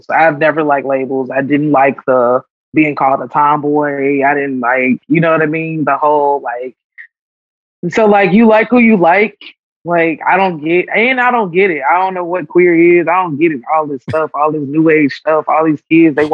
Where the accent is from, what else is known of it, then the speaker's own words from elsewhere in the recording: Chicago, Illinois, United States; I'm a Chicago kid, so like, I like going to the beach.